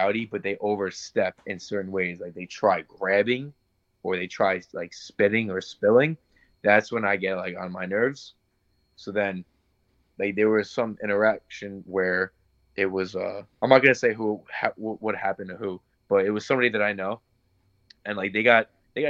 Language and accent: English; Lindenhurst, New York, United States; I'm from Lindenhurst